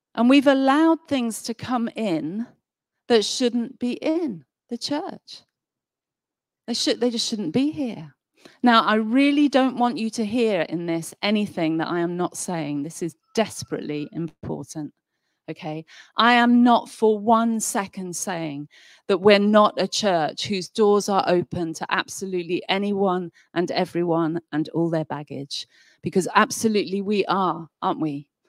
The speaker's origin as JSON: {"language": "English", "town": "Nottingham", "region": "East Midlands", "country": "United Kingdom", "moved": "yes", "said": "I come from Nottingham originally. I haven't lived there for many, many years"}